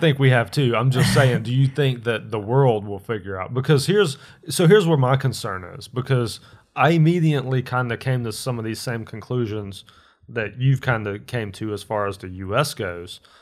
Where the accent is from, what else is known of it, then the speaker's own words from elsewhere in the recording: United States; as an American, like a red-blooded American